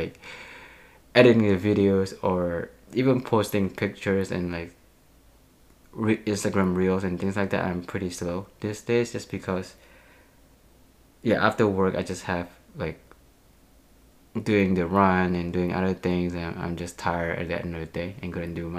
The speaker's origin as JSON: {"language": "English", "country": "Indonesia", "moved": "yes", "said": "I'm actually from Indonesia"}